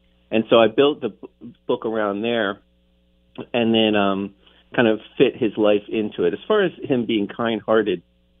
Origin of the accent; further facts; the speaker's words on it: United States; growing up in the States, you can't get around St. Nicholas on the holidays.